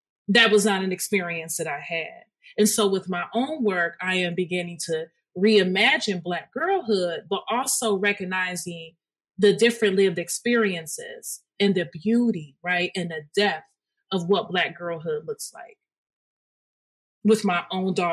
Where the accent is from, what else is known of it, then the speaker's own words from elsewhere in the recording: Detroit, Michigan, United States; I am from Detroit. Detroit is a very hyper-segregated city, and our schools were a reflection of it